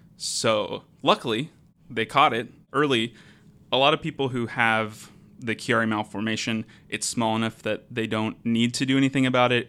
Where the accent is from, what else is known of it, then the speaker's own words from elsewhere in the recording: Portland, Oregon, United States; moved away as an adult; now in Seattle, United States; I'm from the Portland area